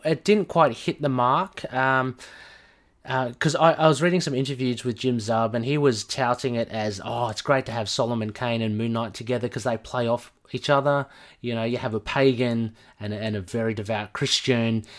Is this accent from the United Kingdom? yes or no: no; Australia; I'm obviously from Australia, if you, if you don't know from my accent